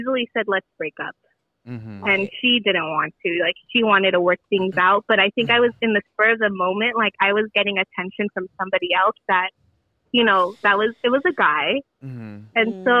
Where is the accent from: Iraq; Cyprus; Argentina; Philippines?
Philippines; Yeah, so, you know, I'm Filipino.